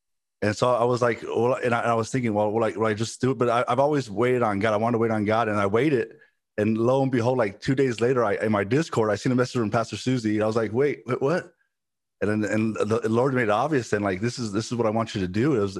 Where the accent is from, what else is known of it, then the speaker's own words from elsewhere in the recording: Los Angeles, California, United States; I'm originally from Los Angeles, California. Born there. My parents, from when I was young age, they were involved in ministry. My dad's a pastor. My mom was, you know, pastor's wife. And when I was, up till I was 11, I lived in a place, South Central Los Angeles.